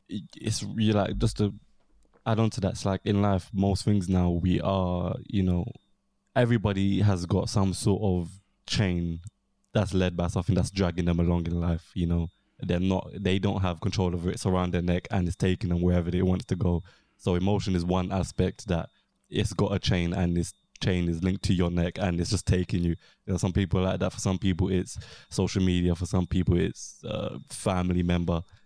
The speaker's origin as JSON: {"language": "English", "region": "London", "country": "United Kingdom", "tie": "born or raised there", "said": "South East London"}